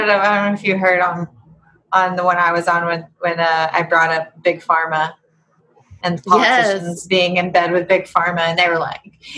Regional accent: Appalachia, United States; being Appalachian

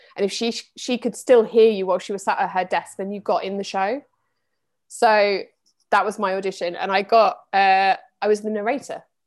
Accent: Midlands, United Kingdom; also born or lived in Reading; I grew up in the Midlands. I was actually born in Reading.

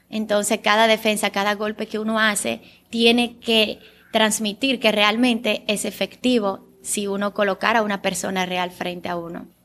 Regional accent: Bulgaria; first language Bulgarian; Spanish is a second language; en Bulgaria, mi idioma natal, es kata.

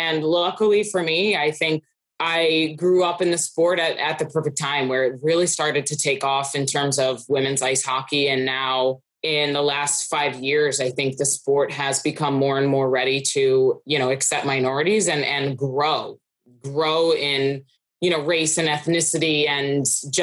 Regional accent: Philadelphia, Pennsylvania, United States; I grew up in the Philadelphia area where hockey wasn't really huge

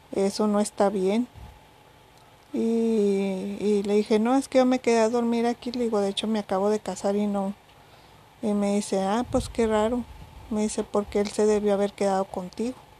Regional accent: Mexico; si soy mexicana

